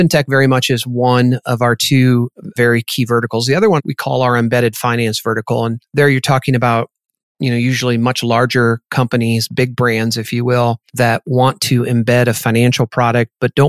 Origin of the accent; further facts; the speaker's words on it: Iowa, United States; moved away as an adult; now in South Dakota, United States; I grew up in Iowa, went to college in Iowa, spent really most of my career in the Midwest, the last 20 or so here in beautiful South Dakota